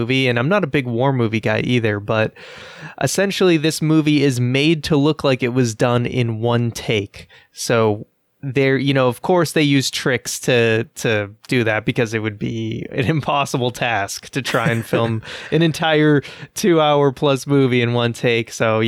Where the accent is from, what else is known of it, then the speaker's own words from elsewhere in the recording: Boston, Massachusetts, United States; I'm from Boston.